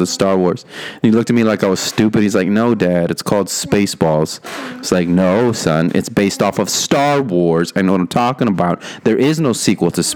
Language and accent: English; Rio Grande Valley, Texas, United States; moved away; Not my hometown, but my home, RGV Valley. That's where I was born